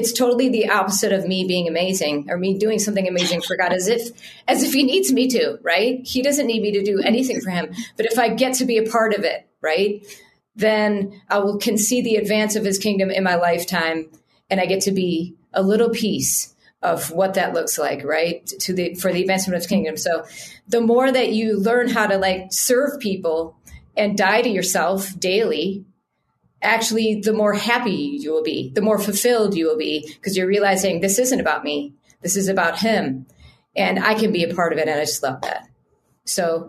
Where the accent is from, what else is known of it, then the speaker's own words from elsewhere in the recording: United States; we're American